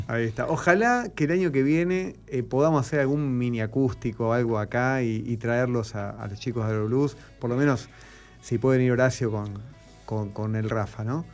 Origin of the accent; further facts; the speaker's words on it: Argentina; como argentino